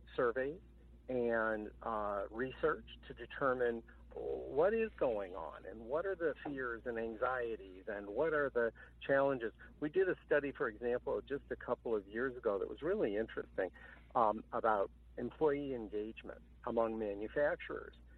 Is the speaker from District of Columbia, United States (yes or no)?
yes; Washington, District of Columbia, United States; I too was born in Washington